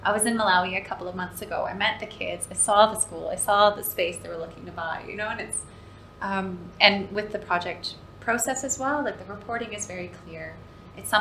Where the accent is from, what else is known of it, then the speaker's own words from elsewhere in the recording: Canada; moved away as an adult; now in Dubai, United Arab Emirates; growing up in Canada, my favorite place on the planet still is my grandparents' cabin